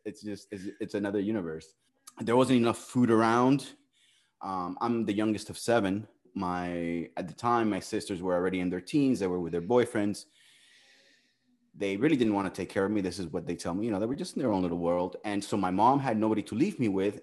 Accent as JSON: {"language": "English", "town": "Miami", "region": "Florida", "country": "United States", "tie": "born or raised there", "also_born_or_lived": "Cuba", "said": "I was born in Cuba, right? I like to tell people that I'm as from Miami as from Miami gets, which means being born in Cuba"}